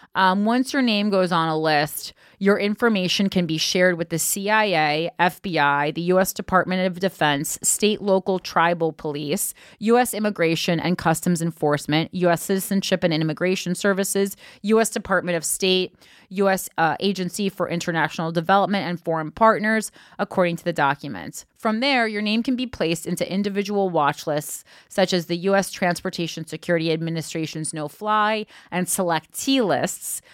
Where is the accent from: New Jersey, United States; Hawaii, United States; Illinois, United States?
New Jersey, United States; that's my home state